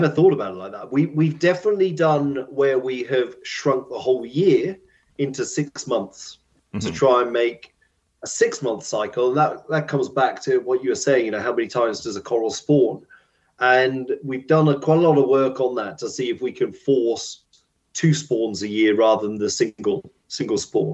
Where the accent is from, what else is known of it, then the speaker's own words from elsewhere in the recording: United Kingdom; because we're British, we like our tea breaks